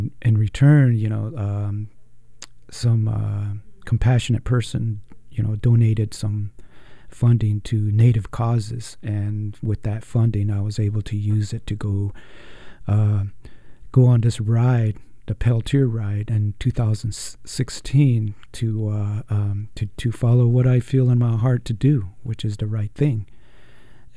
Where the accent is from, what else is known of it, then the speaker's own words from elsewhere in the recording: Shiprock, New Mexico, United States; moved away; back in New Mexico, where I grew up in Shiprock, New Mexico